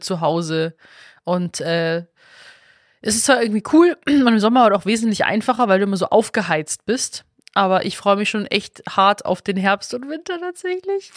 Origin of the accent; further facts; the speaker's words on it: Stephanskirchen, Bavaria, Germany; now in Berlin, Germany; Stephanskirche, also Schlossberg, Stephanskirche, wo ich herkomme